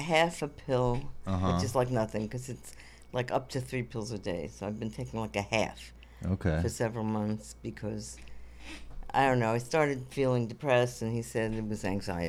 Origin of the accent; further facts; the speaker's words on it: Coney Island, New York, United States; also born or lived in Borough Park; In Brooklyn, Jewish, very Jewish. Now it's even more Orthodox.